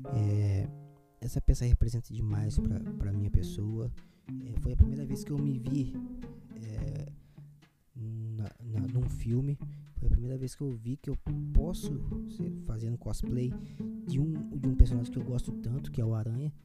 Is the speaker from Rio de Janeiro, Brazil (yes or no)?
yes; interior of Rio de Janeiro, Brazil; eu sou do interior do Rio